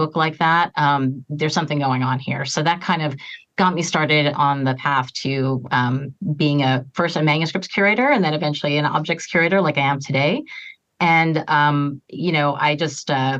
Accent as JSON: {"language": "English", "region": "outside New York", "country": "United States", "tie": "born or raised there", "said": "I grew up outside New York"}